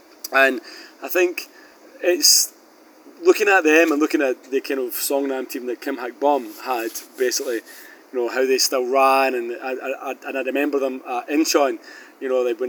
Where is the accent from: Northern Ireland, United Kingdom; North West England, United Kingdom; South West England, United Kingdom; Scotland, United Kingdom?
Scotland, United Kingdom; now in South Korea; I'm Scottish